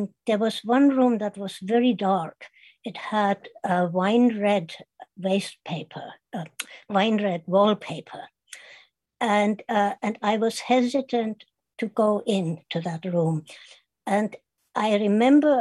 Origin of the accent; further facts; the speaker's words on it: Kitzingen, Bavaria, Germany; English is a second language; moved away; my hometown was named Kitzingen